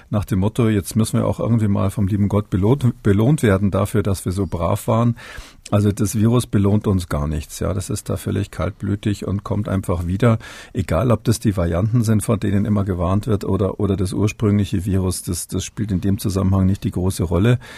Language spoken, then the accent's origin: German; Munich, Bavaria, Germany; born there; da ich ja gebürtiger Münchner bin, ist es natürlich so, dass ähm, ich nicht drumherum